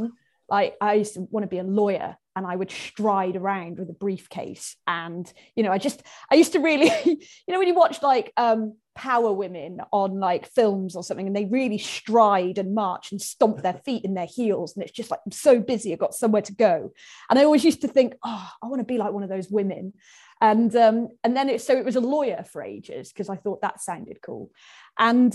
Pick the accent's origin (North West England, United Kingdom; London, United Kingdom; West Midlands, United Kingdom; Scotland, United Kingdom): West Midlands, United Kingdom; Oswestry; also born or lived in Wales; I was brought up on the English side and I've got a Shropshire postcode, I went to school in Wales